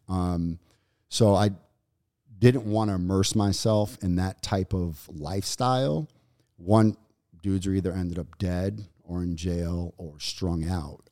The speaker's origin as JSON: {"language": "English", "town": "New York City", "region": "New York", "country": "United States", "tie": "born or raised there", "said": "growing up in New York and, and Brooklyn, during the, the eighties and nineties"}